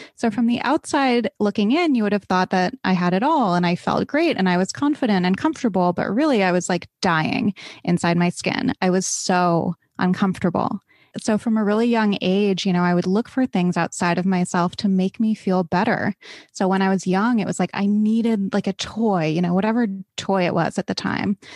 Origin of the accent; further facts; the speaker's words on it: East Coast, United States; I grew up on the East Coast.